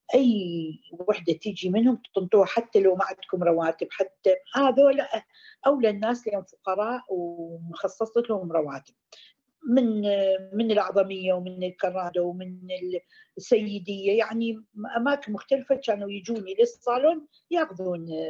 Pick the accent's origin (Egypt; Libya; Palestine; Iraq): Iraq; moved away as an adult; now in United Arab Emirates; نشأت بالعراق